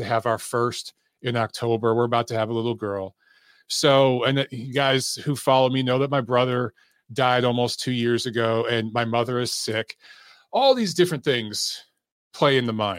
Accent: United States; growing up in America

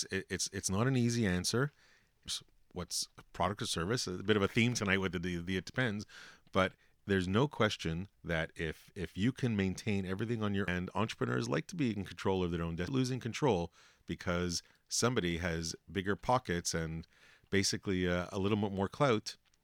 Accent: Canada; well, we're Canadian. We always say sorry, right?

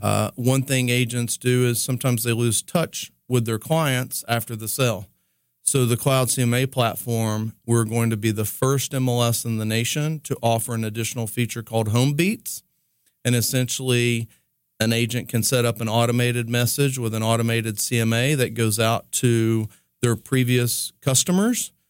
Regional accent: East Tennessee, United States; moved away; I was growing up from East Tennessee

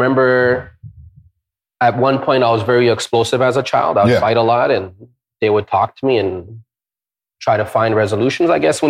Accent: Ontario, Canada; also born or lived in India; Me, I'm Canadian as can be. I got a tattoo of Ontario on my chest.

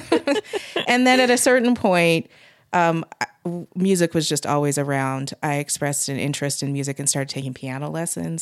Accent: Utah, United States; also born or lived in Pittsburgh; growing up in Utah

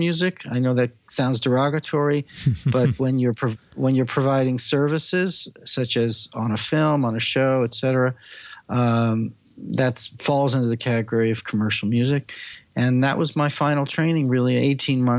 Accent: Los Angeles, California, United States; also born or lived in Israel / Paris; I was raised in Los Angeles

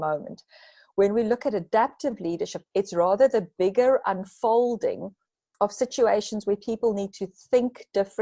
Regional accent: South Africa; being a South African

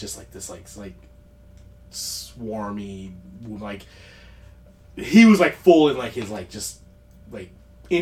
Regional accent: United States; I'm an American

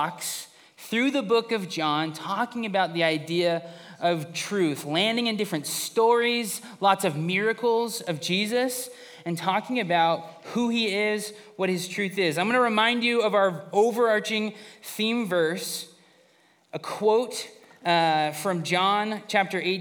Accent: Fresno, California, United States; Growing up in Fresno

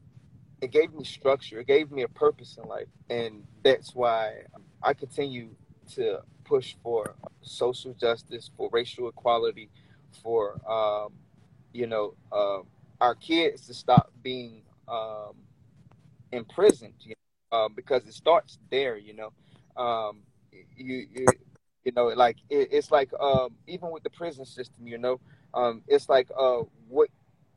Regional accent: Orlando, Florida, United States; moved away as an adult; now in Richmond, United States; I'm originally from Orlando, Florida

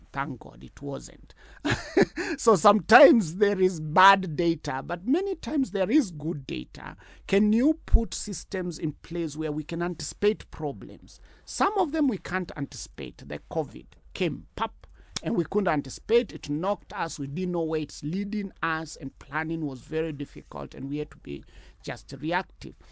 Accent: Kenya; as a Kenyan

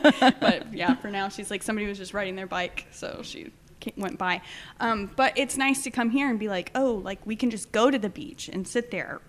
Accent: Alice, Texas, United States; also born or lived in Skidmore, Texas / San Antonio, Texas; born and raised in Alice.

